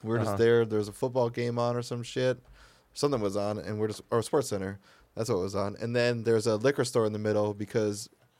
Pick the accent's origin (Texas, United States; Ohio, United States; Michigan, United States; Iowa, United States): Michigan, United States; Redford Township; I'm like, oh, I'm from Detroit. And he's like, yeah, but where are you from? And I was like, Redford Township.